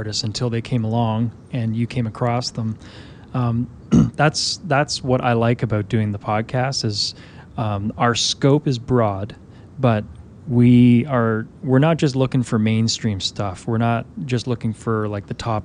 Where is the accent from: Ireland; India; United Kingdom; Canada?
Canada; I'm from Canada